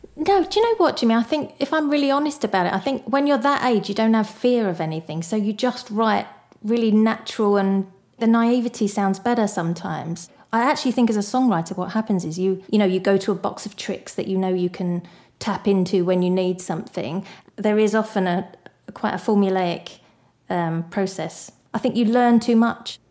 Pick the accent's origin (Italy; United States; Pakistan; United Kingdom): United Kingdom; Barking, London; moved away; I didn't actually like growing up in Barking very much